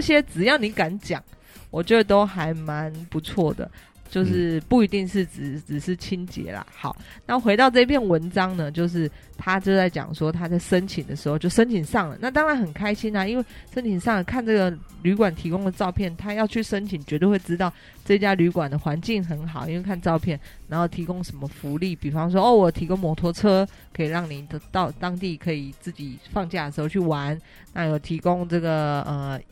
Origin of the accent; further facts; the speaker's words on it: Taiwan; 因为我是台湾人